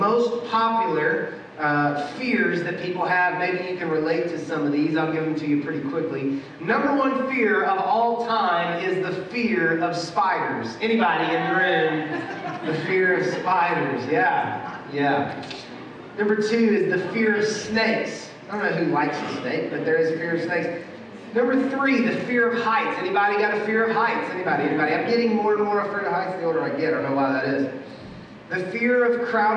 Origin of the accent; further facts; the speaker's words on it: Atlanta, Georgia, United States; now in Louisville, United States; I grew up in Atlanta.